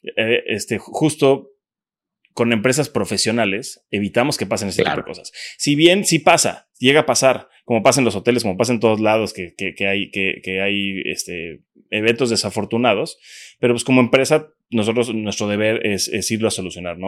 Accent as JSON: {"language": "Spanish", "town": "Cancún", "region": "Quintana Roo", "country": "Mexico", "tie": "born or raised there", "said": "yo soy de Cancún desde pequeño"}